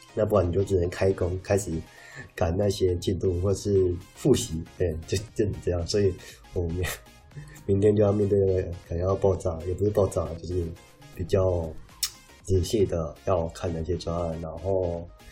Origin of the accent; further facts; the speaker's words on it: southern Taiwan, Taiwan; now in northern Taiwan; 我本身是南部人